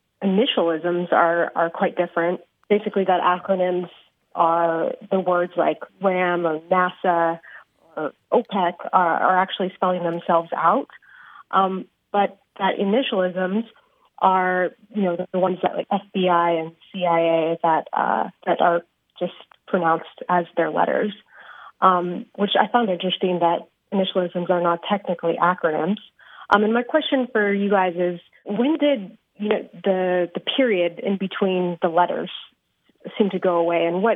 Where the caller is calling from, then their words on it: San Diego, California, United States; I'm calling in from San Diego.